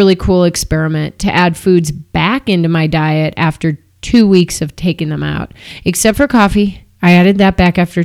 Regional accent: Downers Grove, Illinois, United States; now in Boulder, United States; I'm from Chicago.

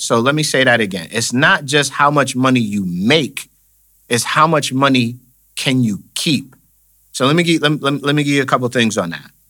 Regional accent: Buffalo, New York, United States; Born and raised in Buffalo, New York.

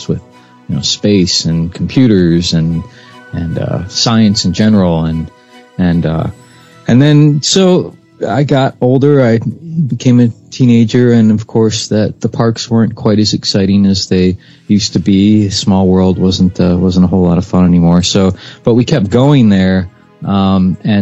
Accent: Clearwater, Florida, United States; I was born and raised in Florida

